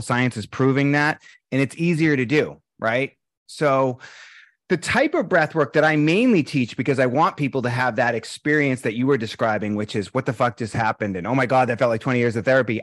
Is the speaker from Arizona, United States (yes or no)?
no; Boston, Massachusetts, United States; moved away; I'm from Boston.